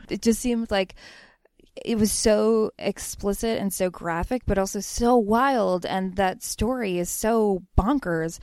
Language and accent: English; Bethlehem, Pennsylvania, United States; I grew up in Bethlehem, Pennsylvania, and my dad owns a newsstand there.